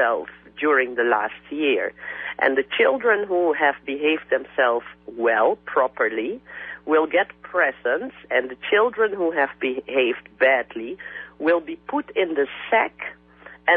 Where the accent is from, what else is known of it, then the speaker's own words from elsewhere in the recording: Suriname; countries like Suriname, where I come from, which used to be a Dutch colony